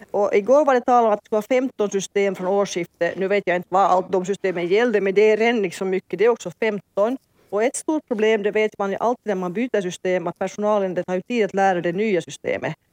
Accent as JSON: {"language": "Swedish", "country": "Finland"}